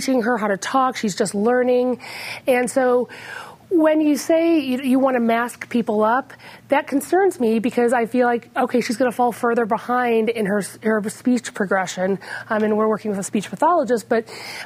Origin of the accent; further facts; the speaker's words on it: Midwest, United States; now in Colorado, United States; I'm from the Midwest